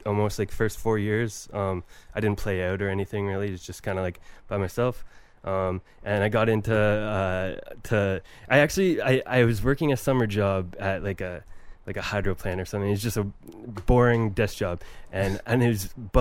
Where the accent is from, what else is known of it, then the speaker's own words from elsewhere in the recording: Paisley, Ontario, Canada; I grew up in the country, basically in rural Ontario, in a place called Paisley